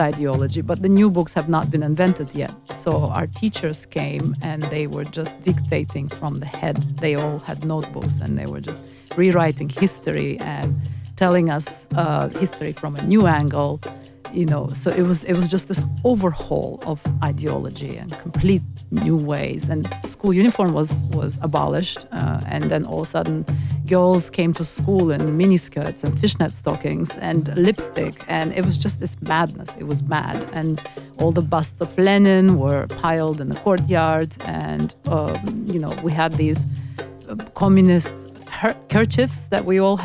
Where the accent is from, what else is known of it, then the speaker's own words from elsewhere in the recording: Baku, Azerbaijan; where I was born is the capital, the city of Baku, and it's on the Caspian Sea. It was part of Soviet Union for 75 long, very long years, and gained its independence in 91. And I was born in Soviet Union and grew up in Soviet Union, so I spent most of my childhood in Soviet Azerbaijan